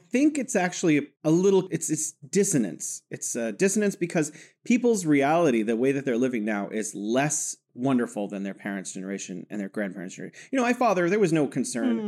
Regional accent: California, United States; moved away as an adult; now in Wuhan, China; I'm from California, living in beautiful Wuhan, China.

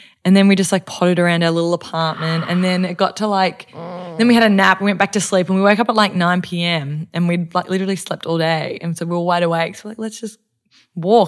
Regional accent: Melbourne, Victoria, Australia; I'm from Melbourne and you get to wear boots a lot

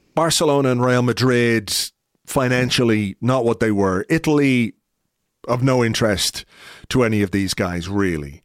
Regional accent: Ireland; me as an Irishman

